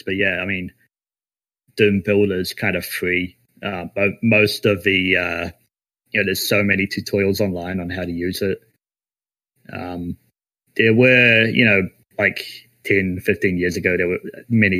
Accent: New Zealand; we're actually all from New Zealand

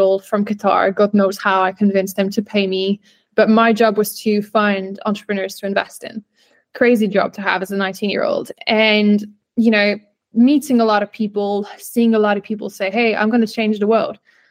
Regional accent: France; moved away as an adult; also born or lived in United Kingdom / South Africa / Barcelona, Spain; growing up in France, then back and forth in the UK

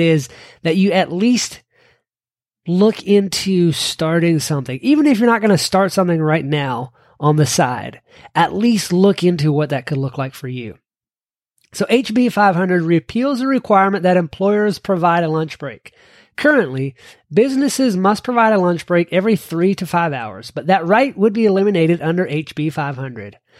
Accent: Kentucky, United States; my home state of Kentucky

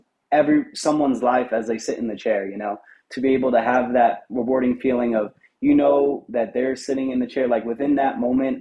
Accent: New Jersey, United States; I stayed in barbershops in North Jersey, where I'm from

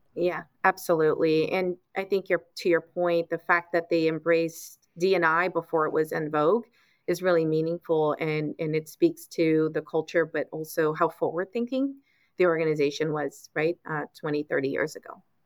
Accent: Los Angeles, California, United States; I grew up in Los Angeles

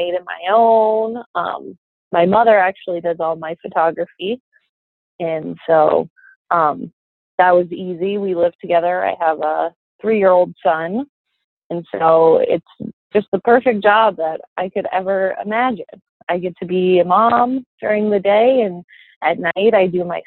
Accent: Steamboat Springs, Colorado, United States; also born or lived in Wyoming; now in Cody, United States; I was born in Steamboat Springs, Colorado, and lived on a ranch there

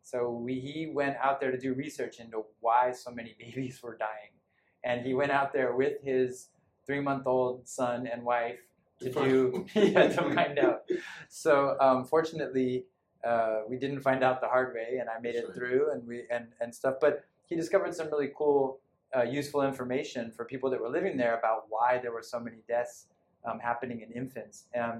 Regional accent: California, United States; also born or lived in Sierra Leone / Oregon / Washington; I grew up mostly in California. I was all over the place. My family moved a few times growing up. We lived in first Sierra Leone in West Africa, and then Oregon, Washington, and Central Valley, California.

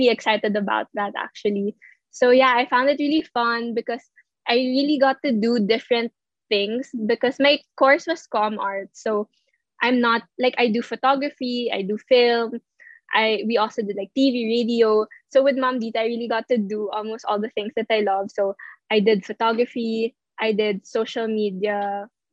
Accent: Philippines; I'm actually from Nasubu

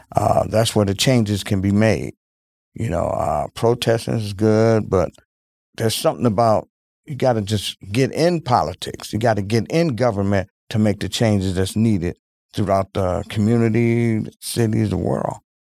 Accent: Milwaukee, Wisconsin, United States; I grew up in Milwaukee, Wisconsin

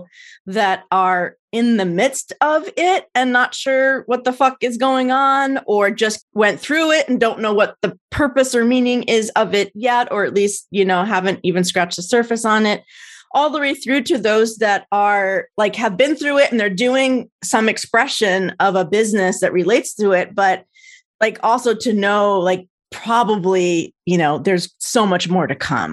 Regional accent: New Jersey, United States; now in California, United States; I'm from New Jersey

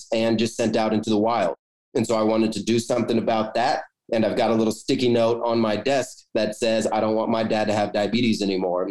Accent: Kansas, United States; I'm from Kansas

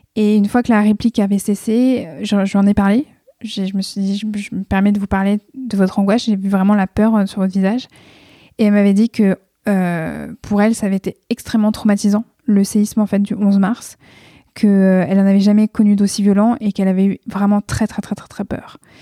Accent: France; also born or lived in Tokyo, Japan; je suis française, que mon pays de naissance, c'est pas le Japon

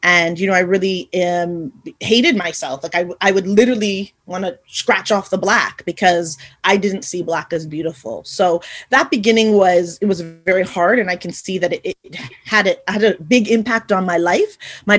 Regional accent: Montreal, Quebec, Canada; also born or lived in Haiti; I was born in Haiti in the Caribbean. And I was born in the 70s, so just a few years after Chris, and brought over to Canada, where I am now residing, hence my accent, and was adopted by my family into Montreal.

